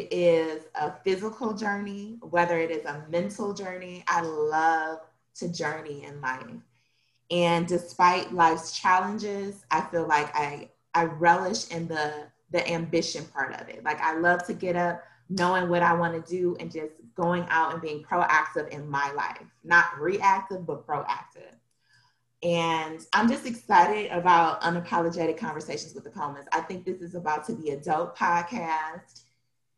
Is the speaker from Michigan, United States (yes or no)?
yes; Detroit, Michigan, United States; I am from Detroit